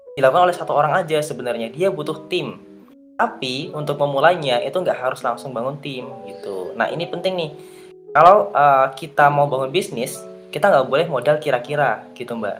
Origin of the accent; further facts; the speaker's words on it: Gunung Kidul, Special Region of Yogyakarta, Indonesia; Saya asalnya dari Gunung Kidul, dari Jogja